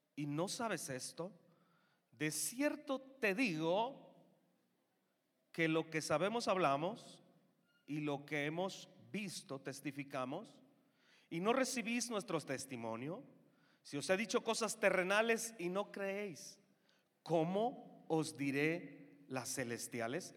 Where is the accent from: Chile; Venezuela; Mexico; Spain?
Mexico; nos hizo mexicanos